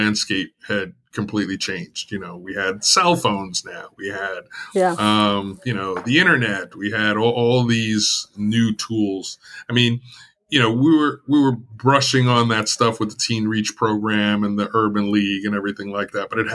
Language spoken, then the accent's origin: English; New York, United States; now in Chicago, United States; I'm not a native Chicagoan, I'm born and raised in New York to Jamaican immigrants.